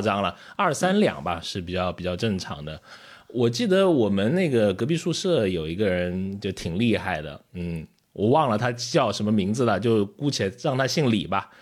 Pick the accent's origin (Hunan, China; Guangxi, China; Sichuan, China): Guangxi, China; Liuzhou; moved away; 我们老家也有这个原始人的发掘啊， 也叫白莲冻